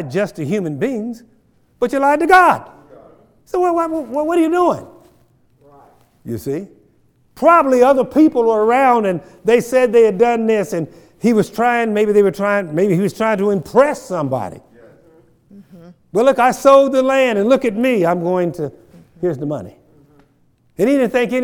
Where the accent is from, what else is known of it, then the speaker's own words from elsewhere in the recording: Kansas, United States; I grew up down in Lacine, Kansas